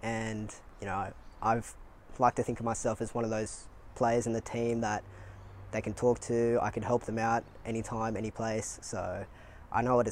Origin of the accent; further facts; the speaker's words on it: Sydney, New South Wales, Australia; moved away as an adult; now in Adelaide, Australia; I'm originally from Sydney.